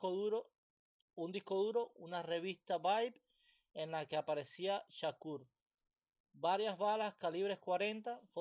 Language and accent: Spanish; Cuba; moved away; A mí todas esas cosas se me olvidaron. Yo salí de Cuba y ya yo...